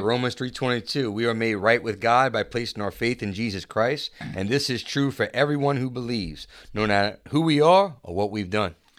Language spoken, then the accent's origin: English; Chalmette, Louisiana, United States; I grew up in Chalmette